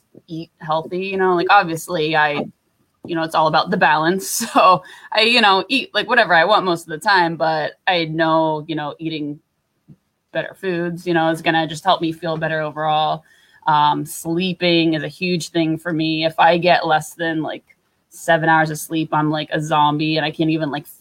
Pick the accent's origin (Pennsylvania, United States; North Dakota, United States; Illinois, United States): Pennsylvania, United States; Pittsburgh; moved away; I am from Pittsburgh, Pennsylvania, where Jenna is soon to be living. My whole family's still there